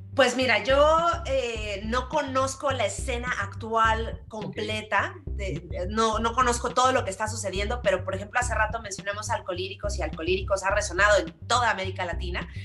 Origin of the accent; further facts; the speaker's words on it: Mexico; aquí en México